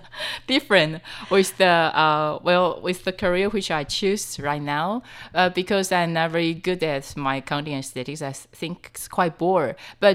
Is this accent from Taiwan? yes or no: yes; Taipei, Taiwan; I'm from Taipei.